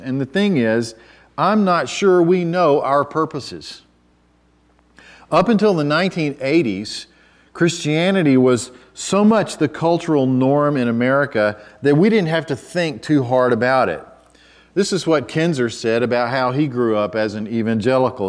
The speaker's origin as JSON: {"language": "English", "country": "United States", "said": "as an American"}